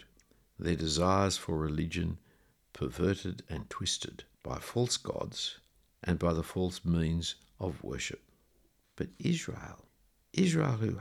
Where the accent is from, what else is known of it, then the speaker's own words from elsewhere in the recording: Australia; the reason I'm an Australian is because of decisions made several generations ago by my great-great-grandparents to leave where they came from to come here